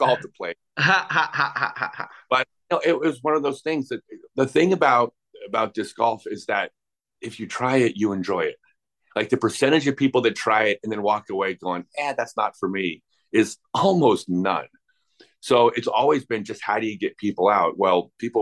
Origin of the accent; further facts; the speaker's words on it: La Cañada Flintridge, California, United States; I grew up in La Cañada, Flint Ridge.